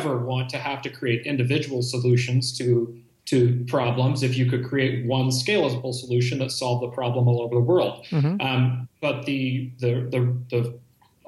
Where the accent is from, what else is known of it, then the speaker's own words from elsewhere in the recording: Bay Area, California, United States; born and raised in the Bay Area